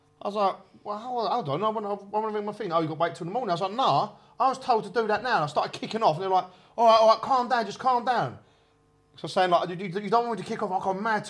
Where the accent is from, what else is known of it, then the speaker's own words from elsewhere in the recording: Kent, South East England, United Kingdom; I'm from Kent.